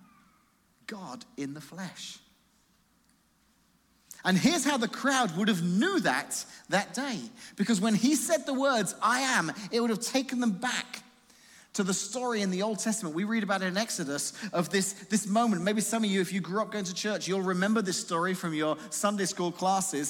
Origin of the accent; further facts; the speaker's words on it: England, United Kingdom; now in Washington, United States; I'm from England